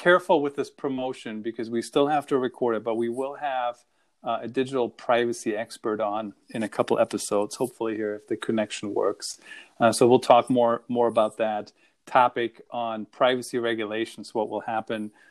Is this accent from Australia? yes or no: no; Germany; accent: German; that's my German accent